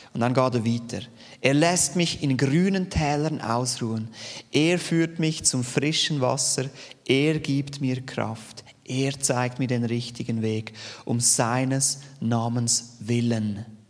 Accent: Steinmaur, Zurich, Switzerland; accent: Zürich Unterland Dialekt; Ich bin aufgewachsen in Steinmur, Zürich Unterland.

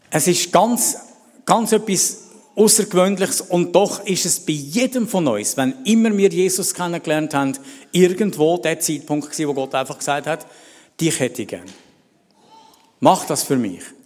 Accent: Celerina, Graubünden, Switzerland; moved away; ich bin in Celerina groß geworden die ersten Jahre

